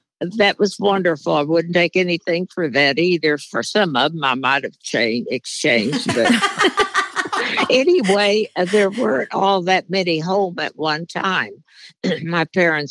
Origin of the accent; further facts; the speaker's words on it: 6 miles from New Harmony, Indiana, United States; That was only 6 miles from my hometown and my home.